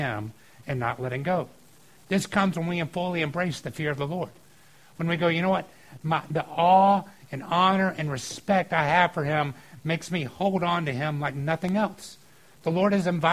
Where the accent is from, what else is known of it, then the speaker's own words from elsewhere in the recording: outside of Atlanta, Georgia, United States; I grew up outside of Atlanta